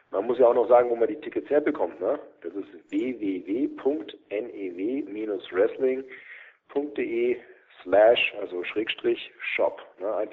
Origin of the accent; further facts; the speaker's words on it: Germany; Deutschland, mein Heimatland.